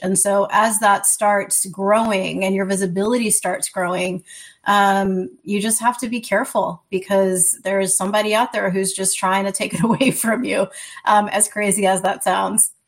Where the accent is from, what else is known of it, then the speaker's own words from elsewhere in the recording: New Orleans, Louisiana, United States; I'm from New Orleans, Louisiana